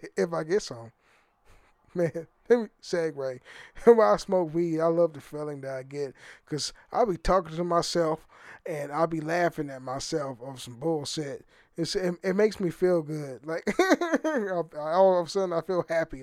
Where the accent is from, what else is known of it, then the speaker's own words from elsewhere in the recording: Oakland, California, United States; moved away; I'm from the Fruitvale area, Oakland, California